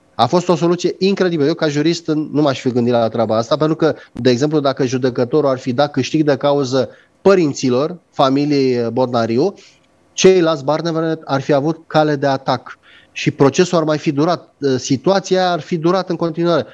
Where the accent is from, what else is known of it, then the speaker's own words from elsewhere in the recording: Romania; ca român